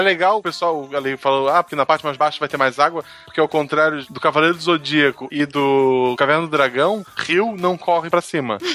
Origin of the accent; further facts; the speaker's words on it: Florianópolis, Santa Catarina, Brazil; eu nasci em Florianópolis